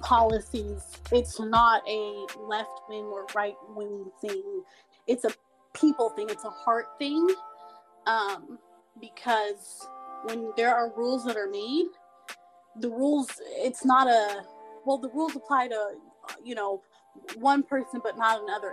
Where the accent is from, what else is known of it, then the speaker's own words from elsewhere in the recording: the South, United States; born and raised in the South